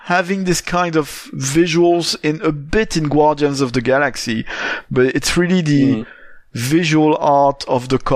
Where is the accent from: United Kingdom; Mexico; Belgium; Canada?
Belgium; Charleroi, Wallonia; not only I grew up in Belgium, but I grew up in Charleroi